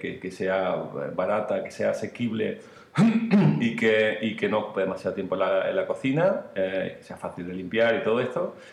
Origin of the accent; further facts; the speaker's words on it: Marbella, Andalusia, Spain; nosotros somos de Marbella los dos